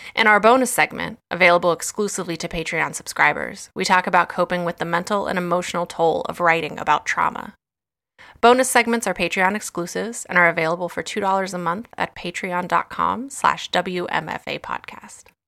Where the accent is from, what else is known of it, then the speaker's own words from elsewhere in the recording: West Virginia, United States; my home state and of Appalachia